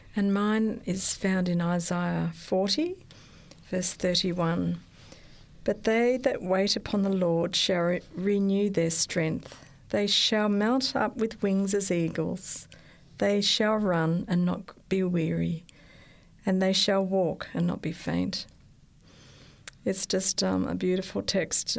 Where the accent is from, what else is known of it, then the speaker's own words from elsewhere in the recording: Sydney, New South Wales, Australia; I was born in Australia, in Sydney. I went to an Adventist school, primary school, and then I went to Strathfield High School